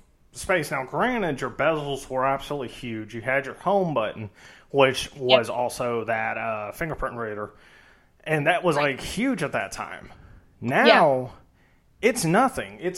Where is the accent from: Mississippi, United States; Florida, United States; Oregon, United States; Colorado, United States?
Mississippi, United States; We're from Mississippi